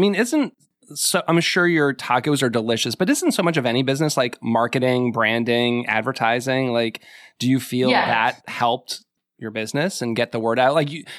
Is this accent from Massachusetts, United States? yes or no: yes; Massachusetts, United States; I grew up in Massachusetts